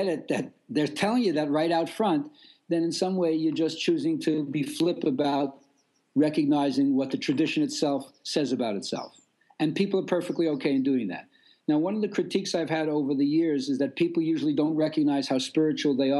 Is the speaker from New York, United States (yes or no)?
yes; New York City, New York, United States; moved away; And I am from Brooklyn